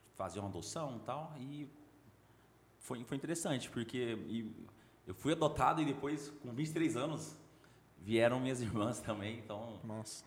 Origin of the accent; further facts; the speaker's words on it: Goiânia, Goiás, Brazil; also born or lived in Brasília / Belém; Cresci em Goiânia. Teve um período de três anos que nós moramos em Belém